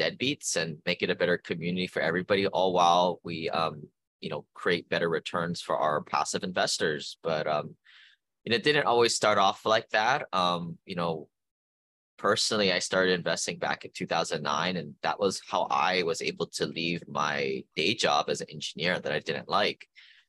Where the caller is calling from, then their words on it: Honolulu, Hawaii, United States; I am calling from Honolulu, Hawaii.